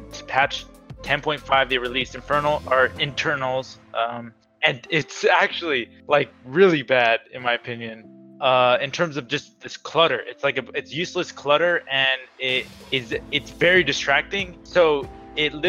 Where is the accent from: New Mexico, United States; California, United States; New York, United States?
California, United States; Southern; we're both from SoCal